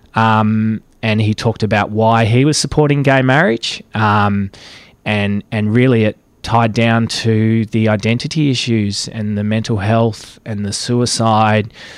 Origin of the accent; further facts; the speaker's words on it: Caston, Victoria, Australia; moved away as an adult; also born or lived in Melbourne; I grew up in Caston, some four hundred kilometres from Melbourne